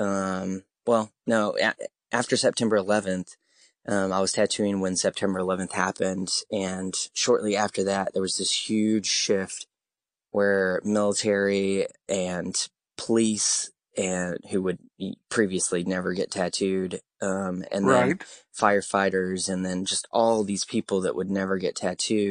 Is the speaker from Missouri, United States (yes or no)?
yes; Crane, Missouri, United States; moved away; I grew up in Crane